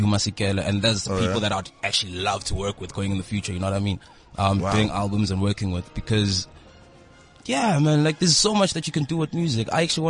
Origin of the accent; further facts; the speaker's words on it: Soweto, Gauteng, South Africa; I'm from Soweto.